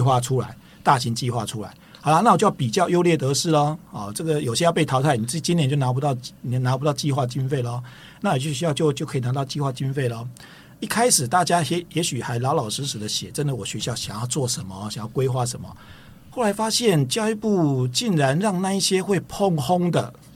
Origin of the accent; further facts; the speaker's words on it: Tainan, Taiwan; 我本身是台南人哦